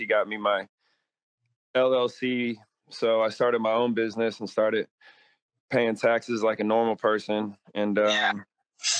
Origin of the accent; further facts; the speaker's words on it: Houston, Texas, United States; moved away as an adult; also born or lived in North Dakota; now in San Antonio, United States; I'm from Houston, Texas